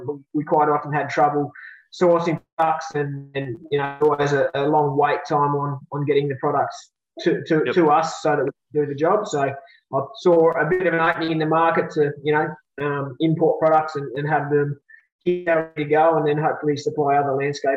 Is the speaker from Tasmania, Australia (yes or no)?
yes; Launceston, Tasmania, Australia; I'm from Launceston, Tasmania